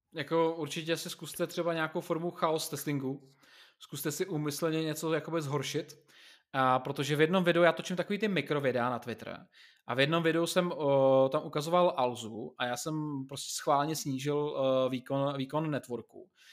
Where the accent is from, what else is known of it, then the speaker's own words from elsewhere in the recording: Czechia; u nás v Čechách jsme zvyklí